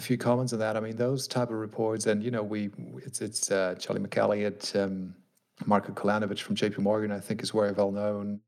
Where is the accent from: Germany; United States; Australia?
Germany; my home country here, Germany